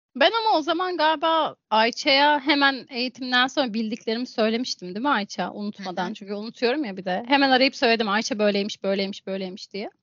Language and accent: Turkish; Thrace, Turkey; ben Trakyalıyım